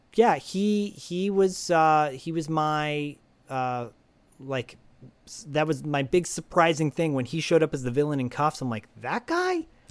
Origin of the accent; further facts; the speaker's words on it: Michigan, United States; my home state